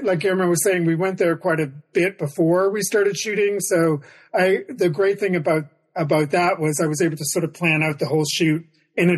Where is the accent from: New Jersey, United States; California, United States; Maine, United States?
Maine, United States; now in New York City, United States; I grew up in Maine